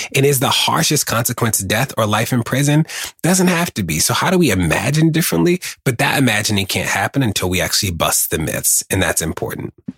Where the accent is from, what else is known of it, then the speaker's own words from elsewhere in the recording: Baltimore, Maryland, United States; being a gay black kid growing up in Baltimore